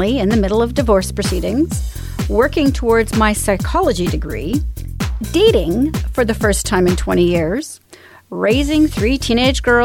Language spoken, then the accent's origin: English; Canada; I'm Canadian